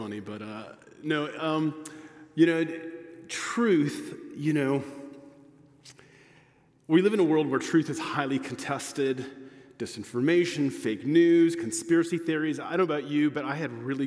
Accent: United States; I'm American

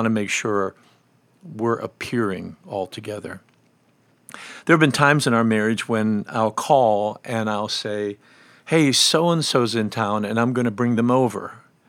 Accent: Pennsylvania, United States; I grew up in Western Pennsylvania, and one of the phrases that is common there about cleaning is redding up.

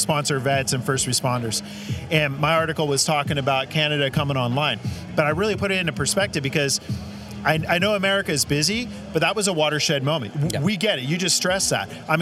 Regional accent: Northern California, United States; moved away as an adult; also born or lived in Colorado; growing up in NorCal

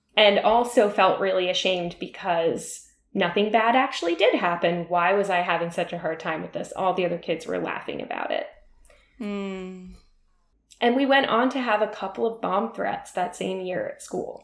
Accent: Middletown, New Jersey, United States; I grew up in New Jersey in a suburb where a lot of our parents worked in New York City

